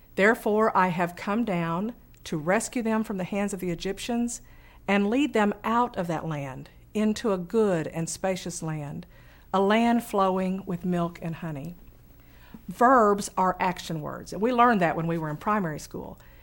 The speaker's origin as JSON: {"language": "English", "town": "Fort Smith", "region": "Arkansas", "country": "United States", "tie": "born or raised there", "said": "I grew up in Western Arkansas, where Camp Chaffey, just outside of our town"}